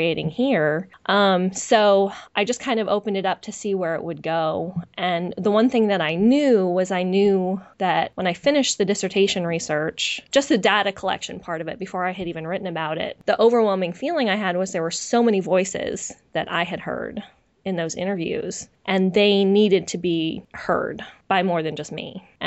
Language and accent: English; just outside San Francisco, California, United States; I'm a West Coaster, you know, I grew up in just outside San Francisco